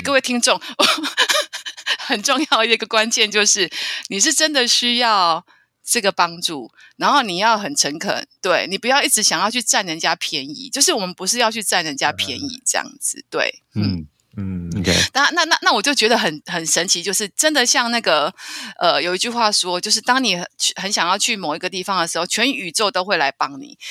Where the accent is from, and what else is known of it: Taiwan